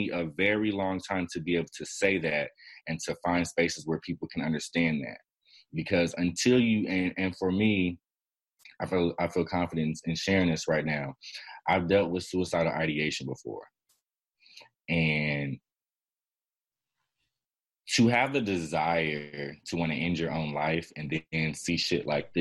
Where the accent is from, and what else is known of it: Chicago, Illinois, United States; also born or lived in Miami, Florida